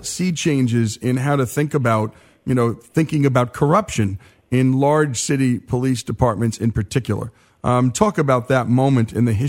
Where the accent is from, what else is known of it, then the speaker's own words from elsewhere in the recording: Northern New Jersey, United States; I grew up in Northern Jersey